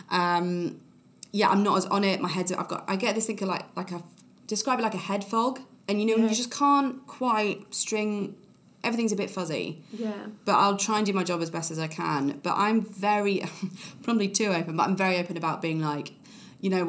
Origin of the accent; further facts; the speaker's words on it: Hawaii, United States; I'm a Hawaiian.